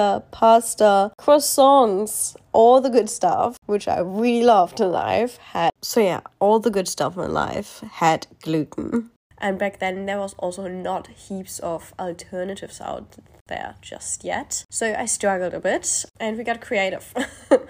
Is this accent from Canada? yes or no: no; Germany; moved away as an adult; now in Australia; I live in Australia, however, I grew up in Europe. I am actually German, and I live in Australia for the last 3 years and a bit.